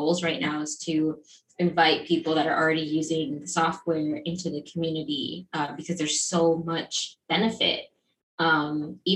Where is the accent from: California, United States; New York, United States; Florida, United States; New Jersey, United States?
Florida, United States; Miami; I'm also from Miami.